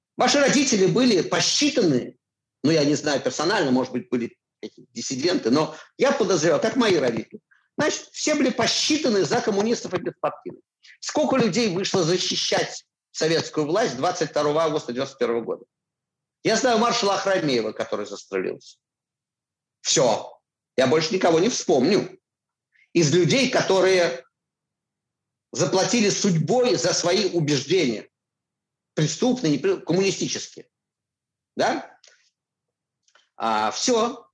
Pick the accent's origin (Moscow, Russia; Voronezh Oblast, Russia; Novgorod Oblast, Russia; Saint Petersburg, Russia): Moscow, Russia; moved away as an adult; я москвич, вот есть мои чистые пруды